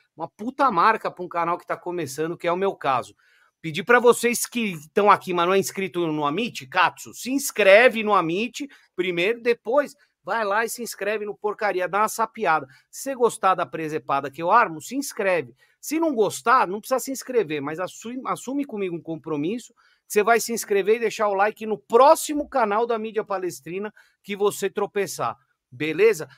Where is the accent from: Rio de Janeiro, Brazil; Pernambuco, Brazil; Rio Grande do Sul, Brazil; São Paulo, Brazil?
São Paulo, Brazil; also born or lived in Mooca, São Paulo / Interlagos, São Paulo; eu moro aqui em Interlagos. Eu sou nascido no Ipiranga